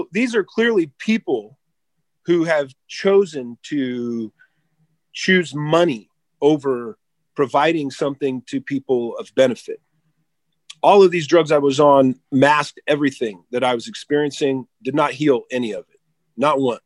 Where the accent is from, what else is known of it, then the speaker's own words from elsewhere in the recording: Southern California, United States; I've been in that world since I was a young kid growing up in Southern California